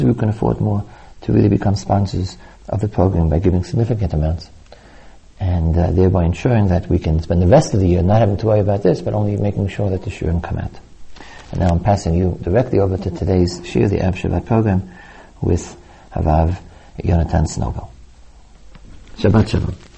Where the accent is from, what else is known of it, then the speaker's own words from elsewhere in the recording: New York, United States; I was brought up in New York, the Long Island Expressway